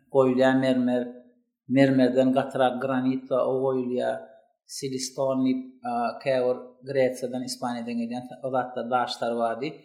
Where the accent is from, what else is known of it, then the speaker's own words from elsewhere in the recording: Turkmenistan; moved away as an adult; Men türkmen birinci birinji kurs talip